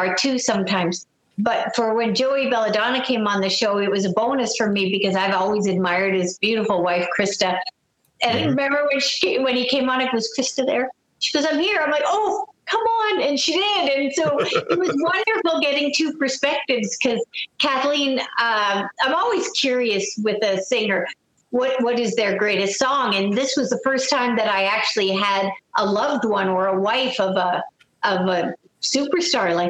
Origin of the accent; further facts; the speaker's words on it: Canada; I'm a Canadian